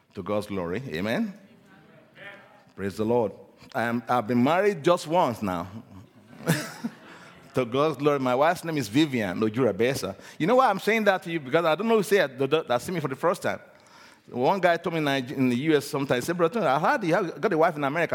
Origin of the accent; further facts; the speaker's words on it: Nigeria; I'm originally from Nigeria. I was born in Nigeria.